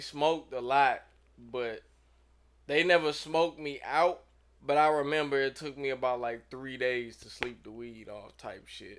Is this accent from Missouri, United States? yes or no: yes; St. Louis, Missouri, United States; moved away as an adult; also born or lived in Los Angeles; I'm from Saint Louis